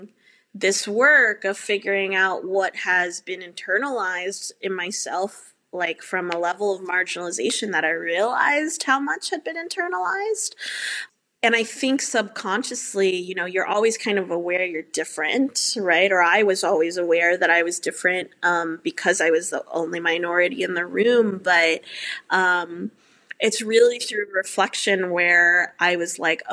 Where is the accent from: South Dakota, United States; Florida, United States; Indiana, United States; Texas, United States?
Texas, United States; suburb outside of Houston; moved away; I grew up in a suburb outside of Houston